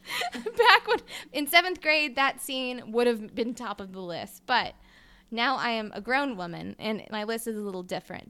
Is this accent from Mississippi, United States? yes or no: yes; Mississippi, United States; I'm from Mississippi